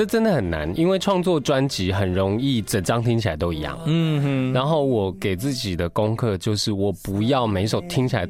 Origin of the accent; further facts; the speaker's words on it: Taiwan; first language Taiwanese Hokkien; Chinese is a second language; 台语它是我的母语。